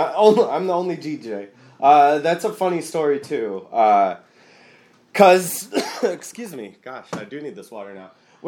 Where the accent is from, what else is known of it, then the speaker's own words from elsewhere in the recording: Delton, Michigan, United States; also born or lived in Kalamazoo, Michigan / Lansing, Michigan / Ypsilanti, Michigan; I grew up in Delton. Do you know where Delton is? It's like 20 miles outside of Kalamazoo, north.